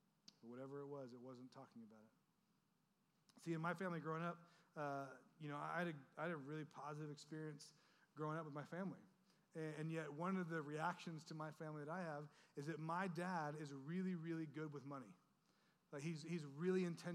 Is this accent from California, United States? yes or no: yes; Orange County, California, United States; we grew up in Orange County, where everything is polished